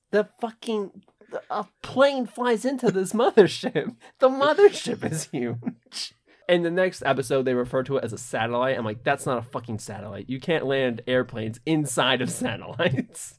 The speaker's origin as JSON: {"language": "English", "country": "United States", "said": "I'm American"}